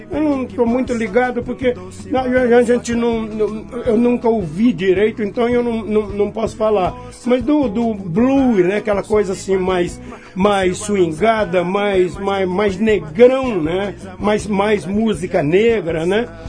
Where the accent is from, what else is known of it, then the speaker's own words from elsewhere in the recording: Nova Europa, São Paulo, Brazil; also born or lived in Igarapava / São Carlos; aos seis, sete anos de idade, eu me, me vi em Nova Europa, é, estado de São Paulo